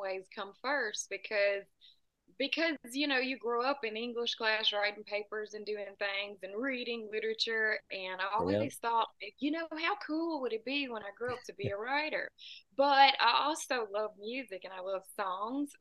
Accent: United States; I'm about 2 hours south of Nashville

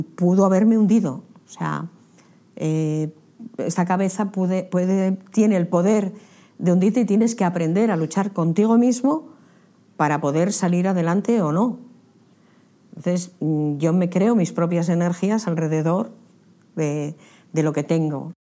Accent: Candamo, Asturias, Spain; born or raised there

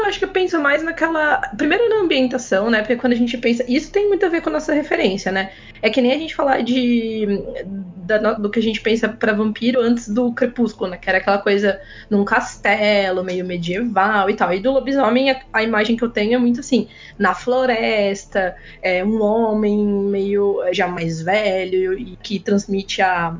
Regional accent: interior of São Paulo, Brazil; eu sou daqui do interior de São Paulo

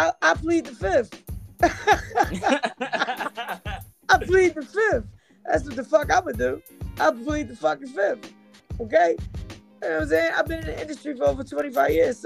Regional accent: Philadelphia, Pennsylvania, United States; I'm from Philly

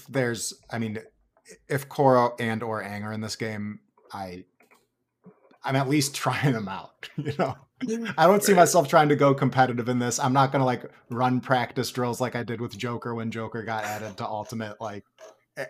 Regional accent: Wisconsin, United States; accent: Wisconsin; My Wisconsin accent came out there

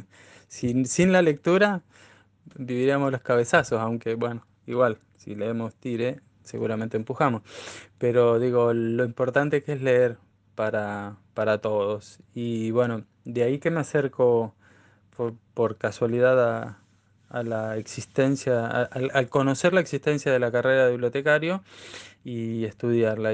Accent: Neuquén, Argentina; yo soy neuquino nativo

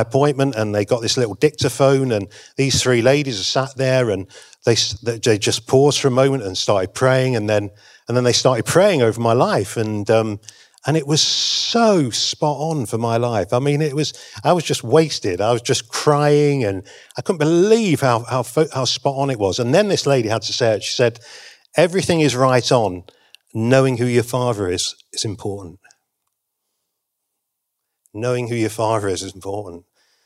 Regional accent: England, United Kingdom; I'm from England

